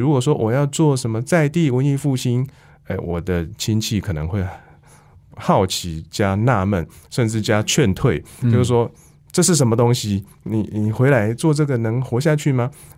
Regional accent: Wufeng, Taichung, Taiwan; 雾峰算是我的老家嘛，那也是我祖辈的老家啊。

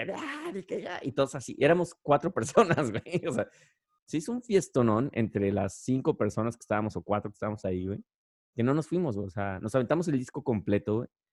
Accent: Guadalajara, Jalisco, Mexico; moved away; cuando estaba en secundaria. Y sobre todo, yo vivía allá en Guadalajara

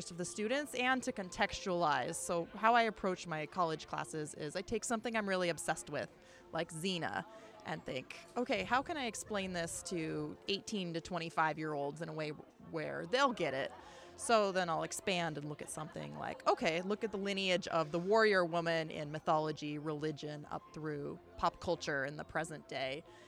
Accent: Washington, United States; I'm from Washington State

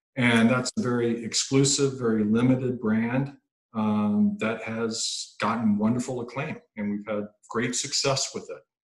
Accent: Mississippi, United States; I'm from Mississippi

